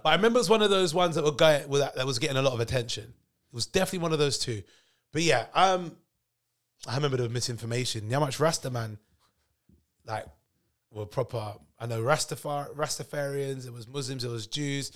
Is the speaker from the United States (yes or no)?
no; London, United Kingdom; I was born and raised in Neasden